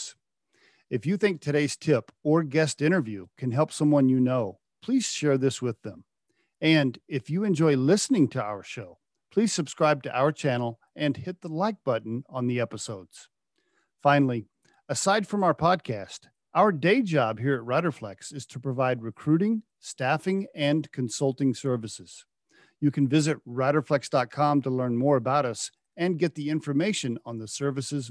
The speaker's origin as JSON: {"language": "English", "region": "Oklahoma", "country": "United States", "tie": "born or raised there", "said": "growing up in Oklahoma"}